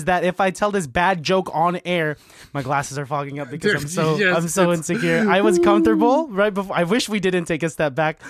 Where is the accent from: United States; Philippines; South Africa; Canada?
Philippines; Yeah, I think I said yes, I am Filipino, and you know what they say about Filipinos?